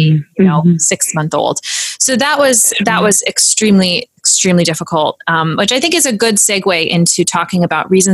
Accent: Arlington Diocese, Virginia, United States; I come from the Arlington Diocese. There's a lot of big families. I grew up being exposed to a lot of big families.

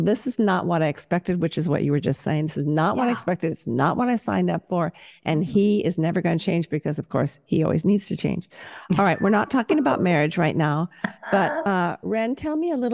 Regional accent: Southern California, United States; I am from Southern California

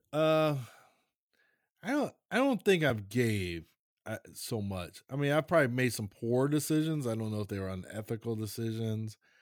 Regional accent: Maryland, United States; I'm from Maryland.

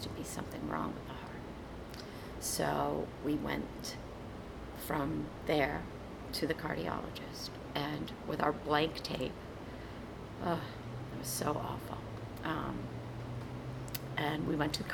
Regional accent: Massachusetts, United States; moved away; also born or lived in Maine; I grew up in Massachusetts, and you know, my family was still in Massachusetts

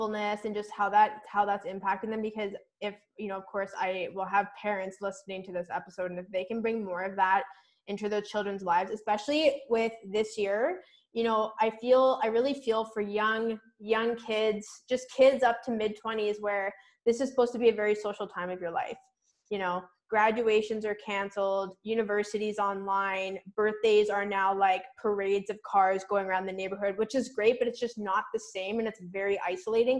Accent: Vancouver Island, British Columbia, Canada; I grew up on Vancouver Island

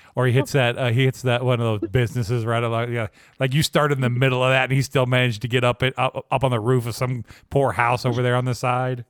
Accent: Lynchburg, Virginia, United States; My hometown is Lynchburg, Virginia.

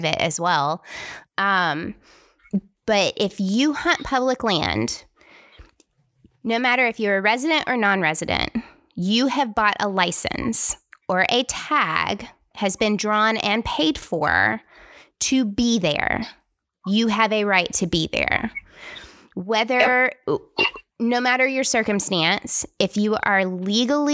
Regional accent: Tennessee, United States; I'm from Tennessee

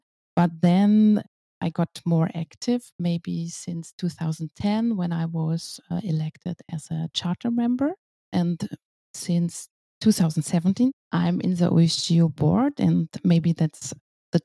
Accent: Cologne, North Rhine-Westphalia, Germany; I'm from Cologne and I'm working at Wergroup as a geospatial expert

